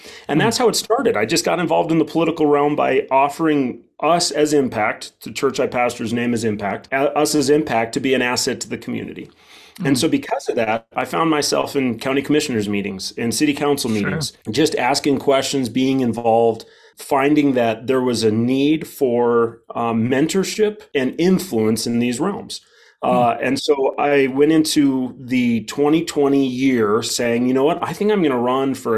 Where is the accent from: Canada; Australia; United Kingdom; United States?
United States; Wheatland, Wyoming; I'm from Wheatland, Wyoming, a town of around 3,500 and a county of 8,500